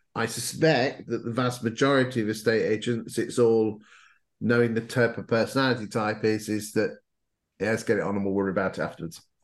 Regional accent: Lincolnshire, East Midlands, United Kingdom; I come from Lincolnshire, so we don't use posh words

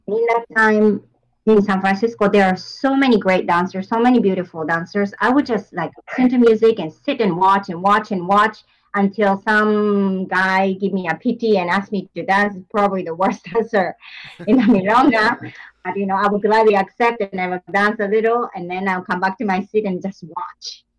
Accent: Japan; moved away as an adult; I come from Japan. I mm-hmm. grew up in Japan.

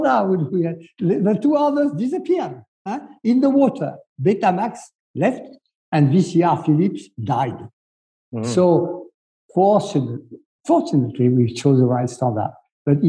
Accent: France; we are the country des Lumières. We are like France des Lumières. We are the country of freedom.

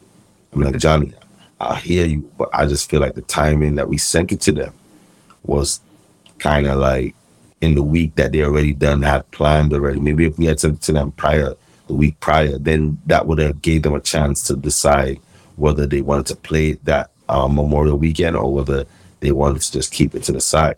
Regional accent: Jamaica; And one of his dogs, I'm from Jamaica, was with him.

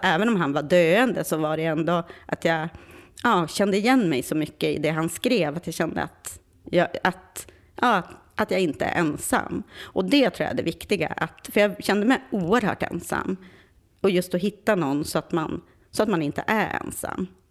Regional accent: Vindeln, Västerbotten County, Sweden; now in Stockholm, Sweden; jag är från Vindeln.

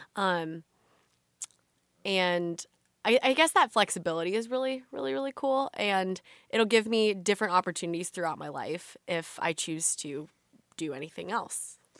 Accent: Illinois small town, United States; I am from, uh, Watauga, Illinois. It's a really, really small town

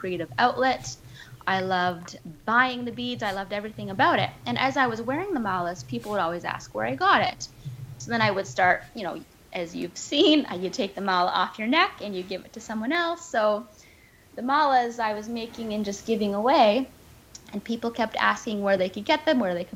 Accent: Victoria, British Columbia, Canada; my hometown, Victoria

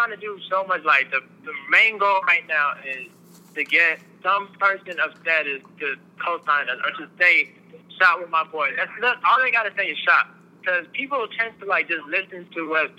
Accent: Atlanta, Georgia, United States; I was born here in Atlanta, Georgia, but we are like our parents. So they're from overseas, so my parents, they're from Senegal

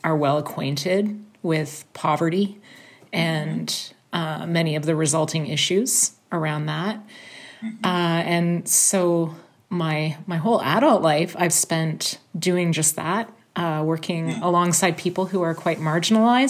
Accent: Toronto, Ontario, Canada; I was born and raised in Toronto, which has remained my home throughout my life.

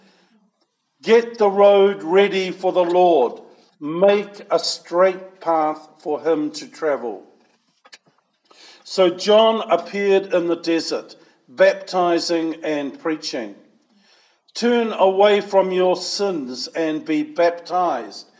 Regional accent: Levin, Manawatū-Whanganui, New Zealand; I was born in Levin, in a maternity hospital there. And my mother and I returned to our family farm at just north of Levin

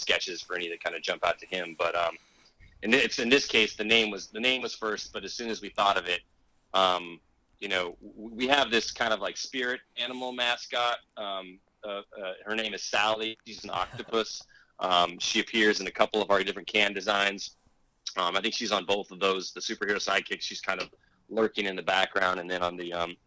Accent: small town near Metaline Falls, northern Washington, United States; It's a very small town that I actually grew up in.

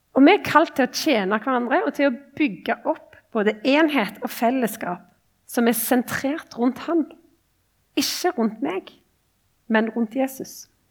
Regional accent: Ombo, Rogaland, Norway; moved away as an adult; now in Oslo, Norway; er kristen og kommer ifra liksom, Ombo

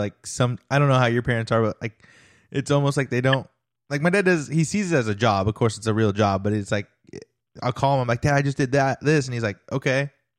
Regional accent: California, United States; moved away as an adult; now in Indiana, United States; I was born and raised in California till I was 25. And then I left California and moved to Indiana, just cold turkey, me and my wife, or wife and I, and we just packed up and left.

